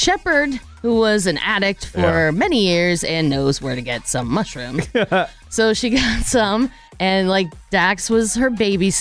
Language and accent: English; Pittsburgh, Pennsylvania, United States; Pittsburgh, PA, my hometown